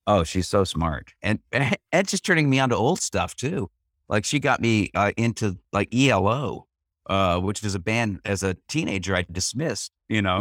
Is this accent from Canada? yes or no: yes; Canada; I'm Canadian and I had an English mother